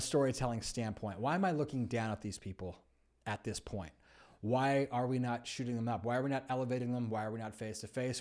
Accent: California, United States; I grew up in California

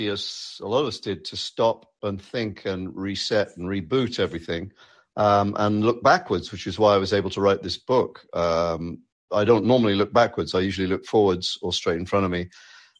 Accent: United Kingdom; moved away as an adult; now in United States

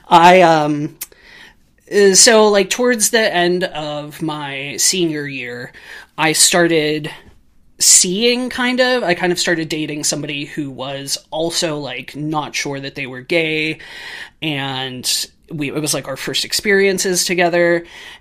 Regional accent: Pittsburgh, Pennsylvania, United States; now in Chicago, United States; I am from Pittsburgh, Pennsylvania. Technically a suburb, but like, I don't know, like 10 minutes from downtown

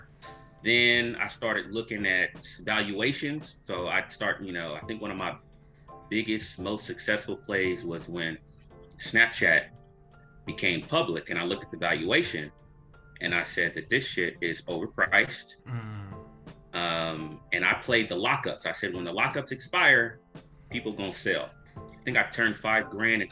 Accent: Nigeria; I'm Nigerian

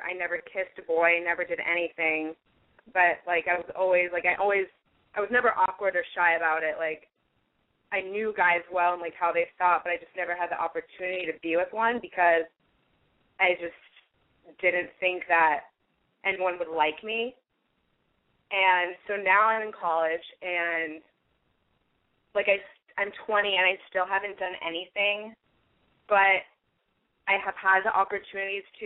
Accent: San Francisco, California, United States; moved away as an adult; now in Los Angeles, United States; I'm originally from San Francisco, but I'm going to school in Los Angeles at UCLA

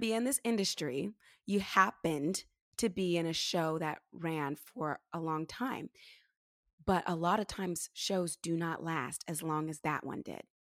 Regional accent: California, United States; moved away as an adult; also born or lived in New York City; I grew up here in California

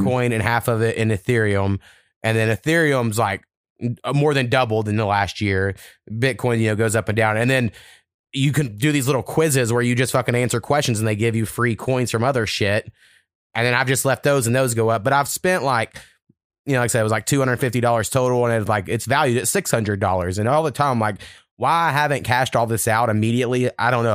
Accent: Oklahoma, United States; I grew up in Oklahoma

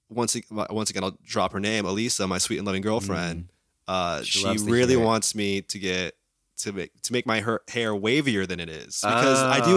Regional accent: Midwest, United States; I grew up in the Midwest, though.

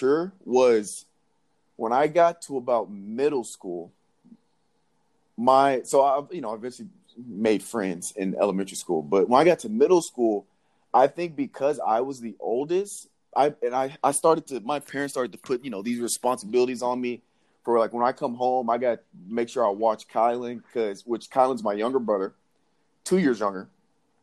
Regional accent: Nashville, Tennessee, United States; also born or lived in Jackson, Tennessee; So I was born in Jackson, Tennessee, which is like right in between Memphis and Nashville. And so I believe in or second grade, sometime along there, we moved to Nashville.

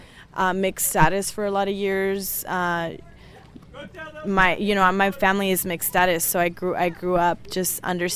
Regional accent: Talent, Oregon, United States; I am born and raised in the Takelma Valley, also known as Jackson County. I grew up in a small farm worker community in Talent, Oregon.

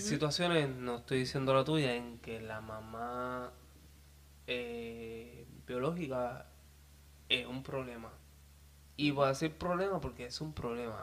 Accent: Peñuelas, Puerto Rico; con mi gente de, Río Sol, siempre orgulloso de donde vengo, de la organización Río Sol en Peñola

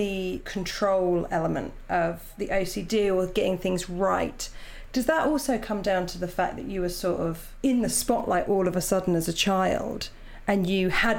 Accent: Portsmouth, South East England, United Kingdom; where I grew up in Portsmouth

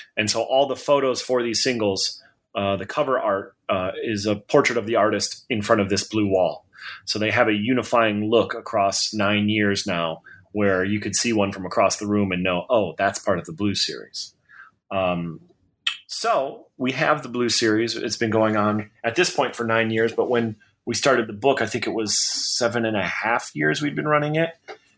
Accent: Detroit, Michigan, United States; I was born and raised in Detroit, went to the mediocrest of private schools

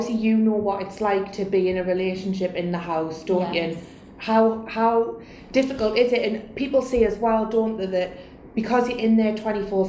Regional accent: Tyneside, North East England, United Kingdom; I'm from Tyneside

